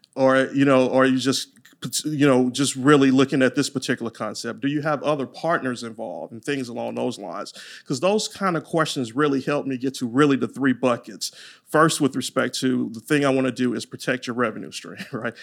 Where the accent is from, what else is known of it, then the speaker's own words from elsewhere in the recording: Louisiana, United States; accent: Louisiana twang; now in Texas, United States; I'm from Louisiana, so you might hear that Louisiana twang